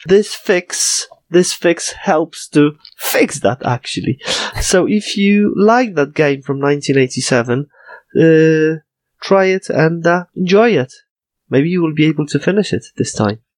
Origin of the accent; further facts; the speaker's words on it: Poland; first language Polish; English is a second language; I'm a native, native speaker of Polish